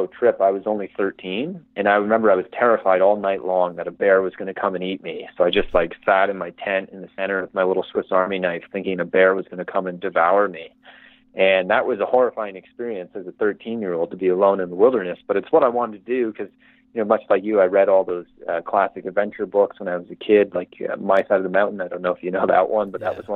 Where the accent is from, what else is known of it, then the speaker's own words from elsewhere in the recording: Canada; I couldn't be happier where I grew up in Canada